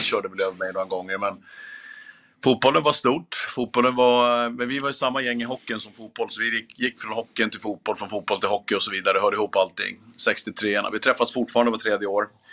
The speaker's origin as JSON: {"language": "Swedish", "town": "Gävle", "region": "Gävleborg County", "country": "Sweden", "tie": "born or raised there", "said": "när jag eh, växte upp. Jag är från Gävle från början"}